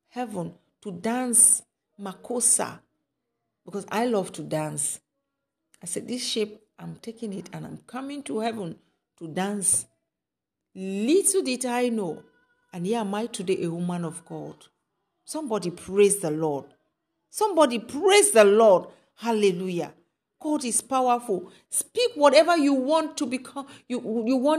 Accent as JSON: {"language": "English", "country": "Cameroon", "said": "where I'm coming from Cameroon"}